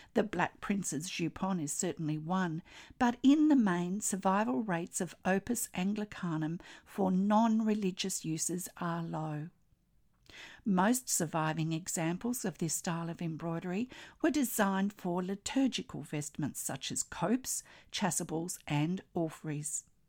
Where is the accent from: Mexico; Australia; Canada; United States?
Australia; I'm an Australian textile artist